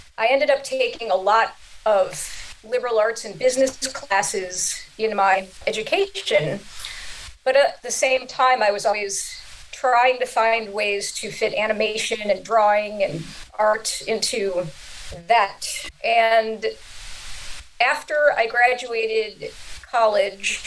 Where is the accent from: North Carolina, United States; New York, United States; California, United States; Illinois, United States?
Illinois, United States; Chicago; I grew up in Chicago